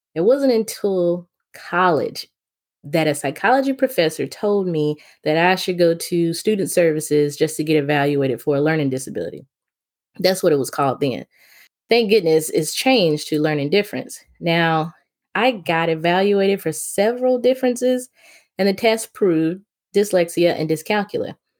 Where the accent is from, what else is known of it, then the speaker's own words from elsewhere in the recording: Memphis, Tennessee, United States; I was born and raised in Memphis, Tennessee